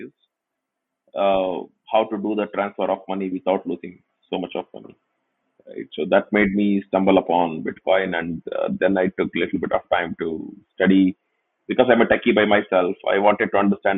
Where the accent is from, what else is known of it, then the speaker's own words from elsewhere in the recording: Tumkur, Karnataka, India; This was just in my hometown. I mean, my hometown actually have a lot of engineering colleges, but there are not really many software companies